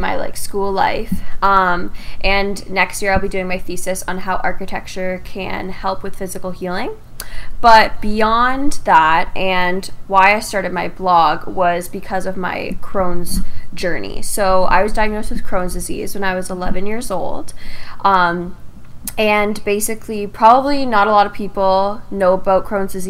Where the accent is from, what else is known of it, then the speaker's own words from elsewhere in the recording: Windsor, Ontario, Canada; I am from Windsor, Ontario, like you are. I live with my two parents